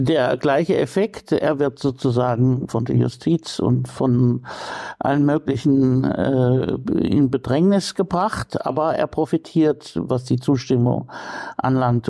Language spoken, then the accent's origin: German; Coburg, Bavaria, Germany; moved away as an adult; also born or lived in Munich; now in Bremen, Germany; Coburg ist ja äh, nur ein ganz kleiner Teil Bayerns, meine Heimatstadt, in der ich aufgewachsen bin